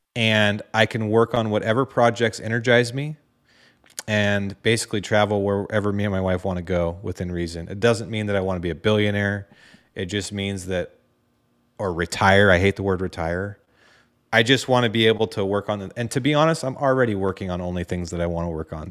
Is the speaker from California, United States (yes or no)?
no; Dallas, Oregon, United States; I'm just a, a hunter from Dallas, Oregon